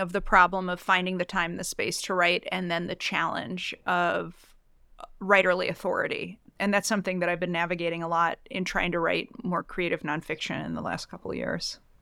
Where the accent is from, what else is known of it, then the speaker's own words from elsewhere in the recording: suburbs of Chicago, Illinois, United States; I'm also from the Midwest. I grew up in the suburbs of Chicago